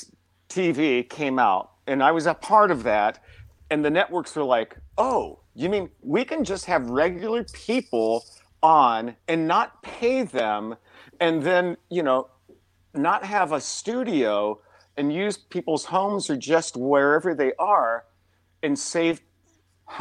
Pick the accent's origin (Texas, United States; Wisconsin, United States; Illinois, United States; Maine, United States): Illinois, United States; Champaign; now in New York City, United States; my hometown, Champaign, Illinois